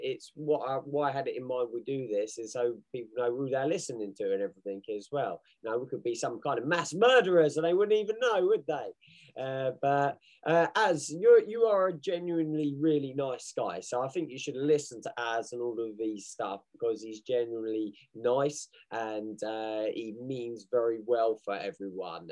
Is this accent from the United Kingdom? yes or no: yes; England, United Kingdom; I'm English, I'm British through and through